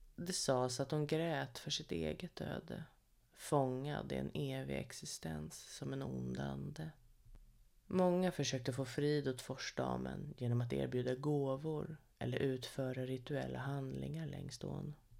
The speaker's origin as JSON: {"language": "Swedish", "town": "Sorunda", "region": "Stockholm County", "country": "Sweden", "tie": "born or raised there", "said": "Sorunda. Ja, där är jag född och uppvuxen"}